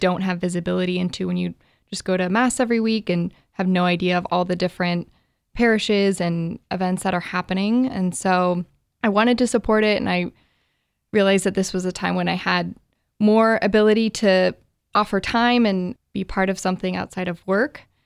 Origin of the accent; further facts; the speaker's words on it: Bend, Oregon, United States; now in Portland, United States; I am an Oregonian, born and raised in Bend, Oregon, have been living in Portland for the last five years or so